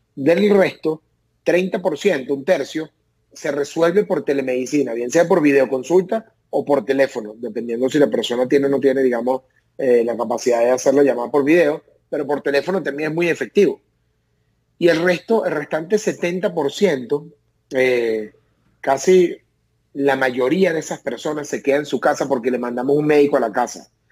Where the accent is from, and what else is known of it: Venezuela; moved away as an adult; now in United States